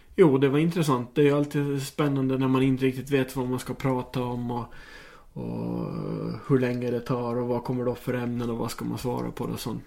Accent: Åland Islands

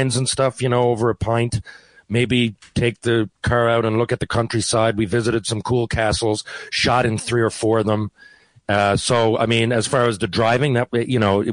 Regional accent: St. John's, Newfoundland and Labrador, Canada; moved away; I'm from Newfoundland.

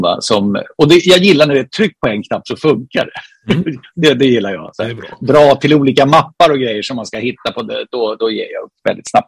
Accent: Solna, Stockholm County, Sweden; jag är från Solna, född i Solna, uppvuxen i Solna, bor kvar i Solna

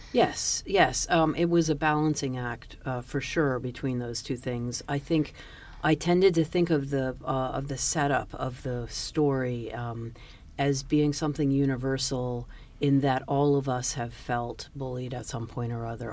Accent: Washington, District of Columbia, United States; I went to school in the 70s and I grew up in Washington DC in an integrated neighborhood

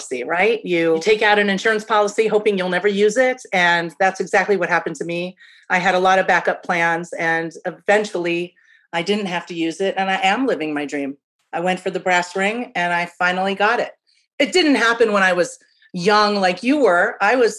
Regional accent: Midwest, United States; as a kid from the Midwest

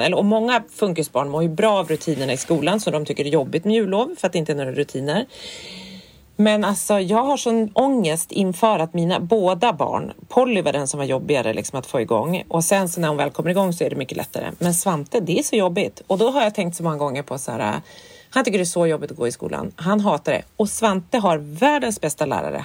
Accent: Härnösand, Västernorrland County, Sweden; moved away; för vi var uppe i Härnösand där jag kommer ifrån.

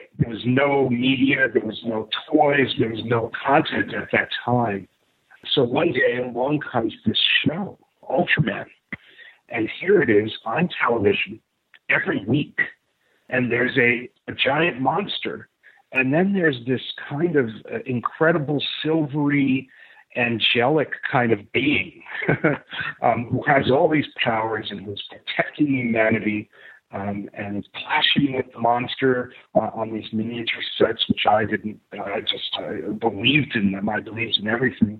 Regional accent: New York City, New York, United States; growing up in New York City in the late 1960s and early 70s

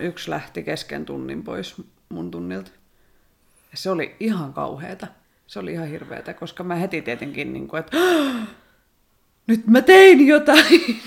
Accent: Rauma, Satakunta, Finland; Mä oon Raumalta.

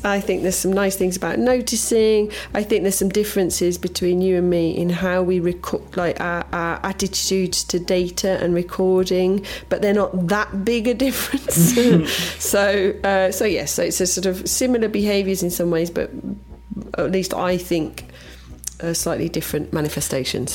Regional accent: Bosnia & Herzegovina; also born or lived in England; now in Croatia; where I grew up in Herzegovina

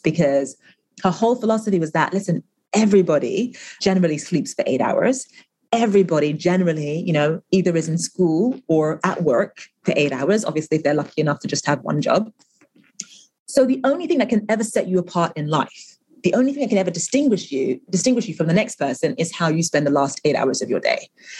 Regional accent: Nigeria; English is a second language; And, you know, they knew that I was originally from Nigeria, and they asked all sorts of questions about Nigeria.

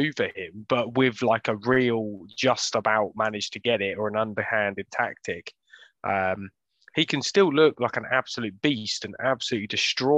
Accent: United Kingdom; we're British

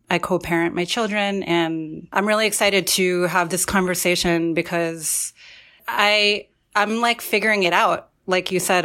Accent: Central New Jersey, United States; also born or lived in Forest Hills, Queens, New York; I was born in Queens, um, in Forest Hills, but we had recently moved to Central New Jersey

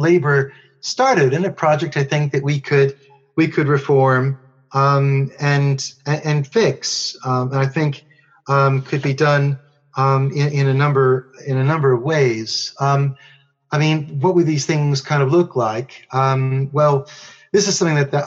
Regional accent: United States; now in United Kingdom; being an American

